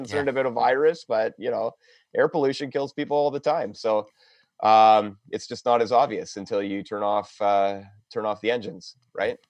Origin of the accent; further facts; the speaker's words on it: London, Ontario, Canada; moved away as an adult; I was born in London, Ontario. Um, growing up here, couldn't wait to leave